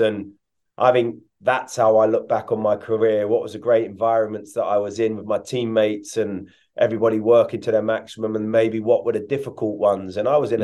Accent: England, United Kingdom; moved away as an adult; also born or lived in Hungary; I come from England where it was very dynamic and quick

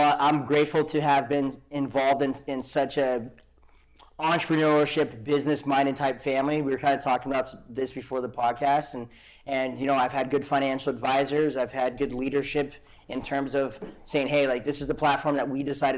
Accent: Great Falls, Montana, United States; moved away as an adult; also born or lived in Arizona / Kauai; It's always been Great Falls. Yeah, born and raised in Great Falls.

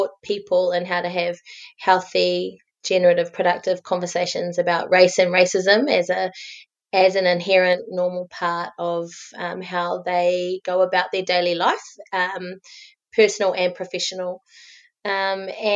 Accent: Auckland, New Zealand; also born or lived in Australia; born in Australia on the lands of the Bundjalung people and came back to New Zealand as a toddler and has spent the majority of my time in Tāmaki

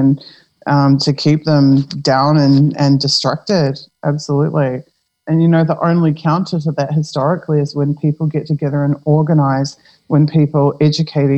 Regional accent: New Zealand; now in Europe; I'm a New Zealander, but I'm in Europe

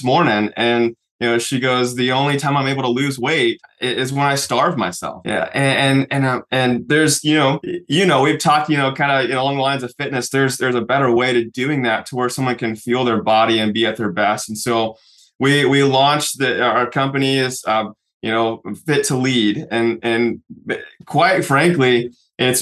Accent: Oklahoma City, Oklahoma, United States; I grew up in Oklahoma City

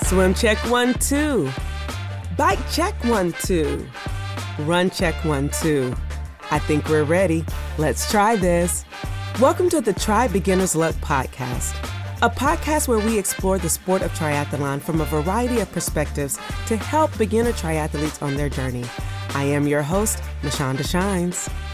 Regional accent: Augusta, Georgia, United States; Augusta, my hometown

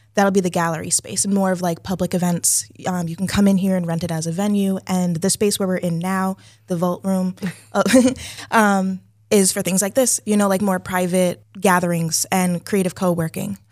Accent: Leominster, Massachusetts, United States; also born or lived in Amherst, Massachusetts; I was born in Leominster

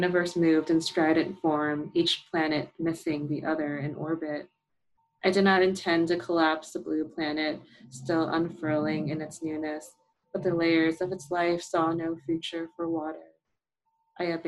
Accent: New York, United States; I grew up in New York

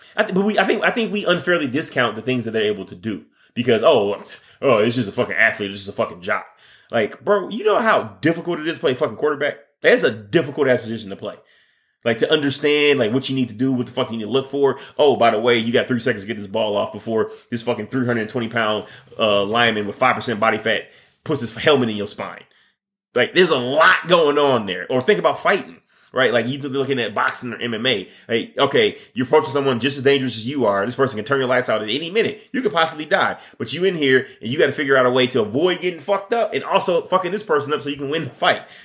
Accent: Michigan, United States; I'm from Michigan

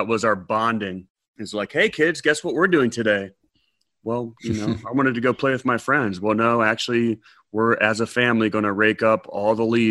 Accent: Ohio, United States; now in Georgia, United States; And I can only say that since I'm from Ohio.

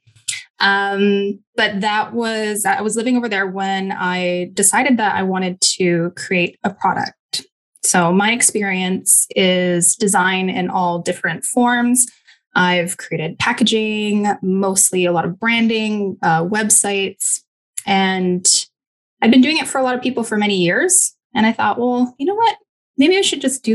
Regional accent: Kamloops, British Columbia, Canada; moved away as an adult; also born or lived in Fort St. John, British Columbia / Malaysia; now in Kelowna, Canada; I was born in Fort St. John, British Columbia, and I lived there until I was about 10 years old, until my parents packed my sister and I up and moved us to Kamloops, so a little bit more south

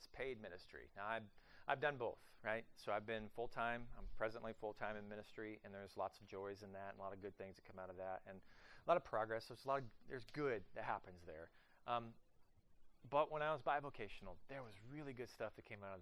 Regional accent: Oklahoma, United States; moved away as an adult; also born or lived in southern Ohio / southeast of Cleveland, Ohio; now in Columbus, United States; I am actually from the great state of Oklahoma

